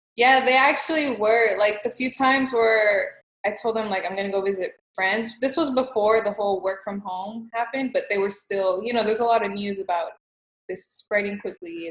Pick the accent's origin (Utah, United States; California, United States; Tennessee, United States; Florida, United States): California, United States; Los Angeles; now in Houston, United States; I was born in California in East LA, and I moved to Texas